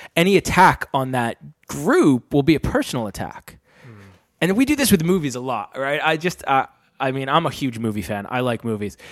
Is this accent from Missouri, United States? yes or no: no; Rhode Island, United States; moved away as an adult; now in London, United Kingdom; I'm from Rhode Island